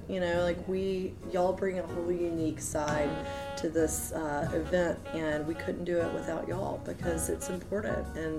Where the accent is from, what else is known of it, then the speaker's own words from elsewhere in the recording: Alabama, United States; moved away as an adult; now in New Orleans, United States; I'm originally from Alabama, but okay. I've had some family ties here, and I attended college here pre-Katrina, lived through Katrina.